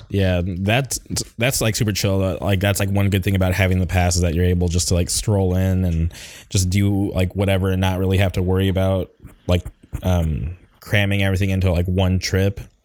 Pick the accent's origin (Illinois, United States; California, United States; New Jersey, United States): California, United States; Palm Springs; moved away as an adult; also born or lived in Orange County; when I grew up in Palm Springs